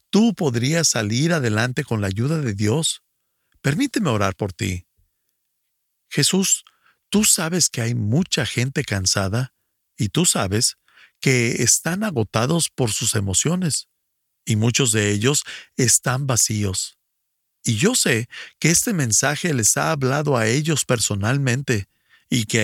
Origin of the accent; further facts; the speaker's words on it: Ecuador; Buenos días … soy del Ecuador.